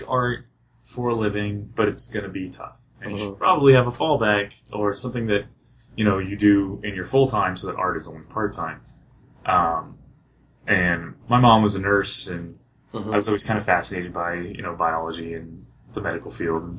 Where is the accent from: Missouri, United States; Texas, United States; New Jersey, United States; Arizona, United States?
Arizona, United States; Phoenix; moved away as an adult; also born or lived in Ohio; I grew up in Phoenix.